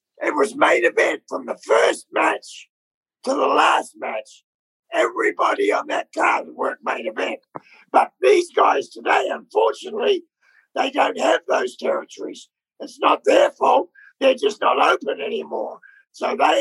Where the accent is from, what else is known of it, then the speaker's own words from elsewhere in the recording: New Zealand; moved away as an adult; we're born from New Zealand